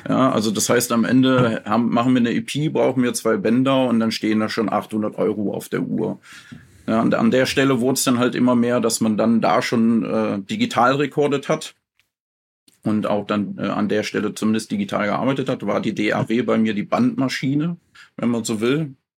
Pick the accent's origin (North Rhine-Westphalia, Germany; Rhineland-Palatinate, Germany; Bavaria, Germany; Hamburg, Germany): North Rhine-Westphalia, Germany; Mönchengladbach; moved away as an adult; now in Schaafheim, Germany; ich komme ursprünglich aus Mönchengladbach und bin umgesiedelt äh, nach äh, Aschaffenburg, Frankfurt, die Ecke. Schafheim heißt das Dorf